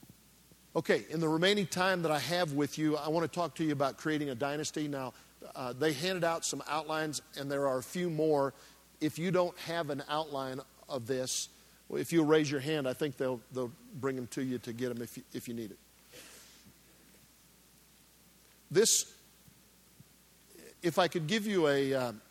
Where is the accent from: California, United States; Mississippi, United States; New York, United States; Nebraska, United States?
Nebraska, United States; I grew up in Nebraska